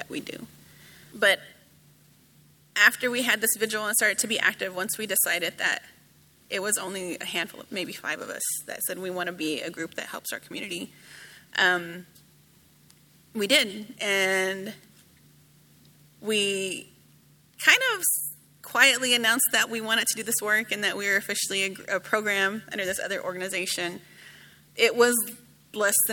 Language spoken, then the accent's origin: English; Dallas, Texas, United States; I grew up in Dallas